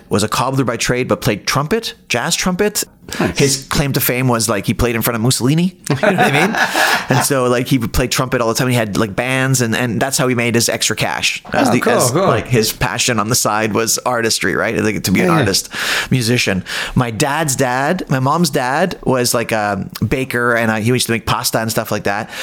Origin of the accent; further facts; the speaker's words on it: Toronto, Ontario, Canada; I'm from Toronto.